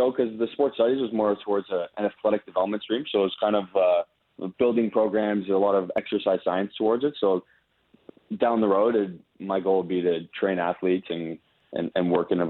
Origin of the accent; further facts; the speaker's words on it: Ontario, Canada; you learn a little bit of French growing up in Ontario, but it's not enough to like carry the conversation. So it's like I can understand what people are talking about, but I couldn't involve myself in the conversation in French